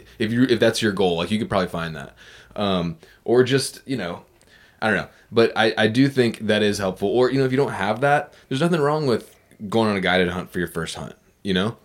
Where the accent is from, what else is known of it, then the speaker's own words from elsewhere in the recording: Virginia Beach, Virginia, United States; Virginia Beach, which was my hometown